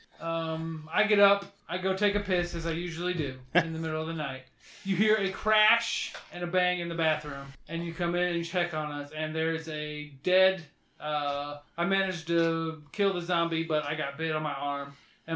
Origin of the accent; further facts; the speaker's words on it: St. Louis, Missouri, United States; I'm from St. Louis